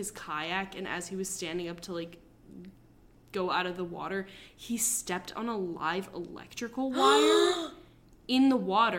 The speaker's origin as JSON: {"language": "English", "region": "New Jersey", "country": "United States", "tie": "born or raised there", "said": "growing up in New Jersey."}